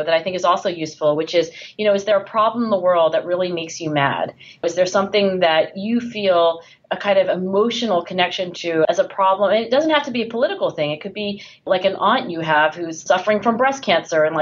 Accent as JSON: {"language": "English", "town": "Philadelphia", "region": "Pennsylvania", "country": "United States", "tie": "born or raised there", "said": "my hometown of Philadelphia"}